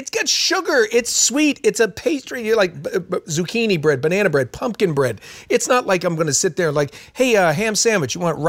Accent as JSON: {"language": "English", "country": "Ukraine", "said": "I'm from Ukraine and I like to take care of American type celebrations."}